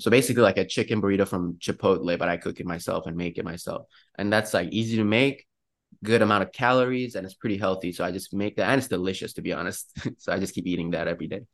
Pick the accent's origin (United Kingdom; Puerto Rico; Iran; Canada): Iran; now in Pittsburgh, United States; I'm actually from Iran